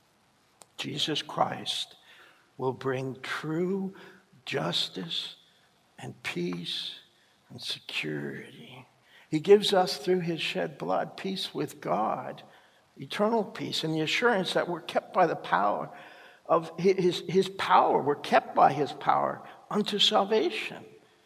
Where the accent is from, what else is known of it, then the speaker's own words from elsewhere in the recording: Canada; our own country